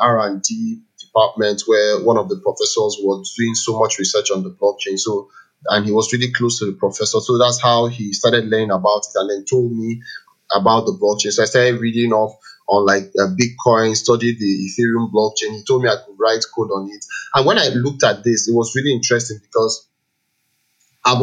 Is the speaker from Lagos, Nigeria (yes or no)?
no; Enugu, Enugu State, Nigeria; I grew up in Enugu.